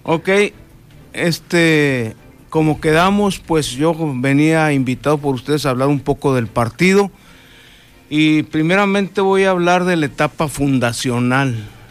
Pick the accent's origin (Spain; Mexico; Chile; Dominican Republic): Mexico; Chihuahua; moved away as an adult; now in Baja California Sur, Mexico; De Chihuahua, soy originario de Chihuahua.